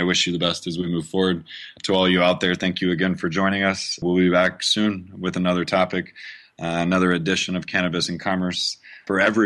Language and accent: English; Louisiana, United States; I am from Louisiana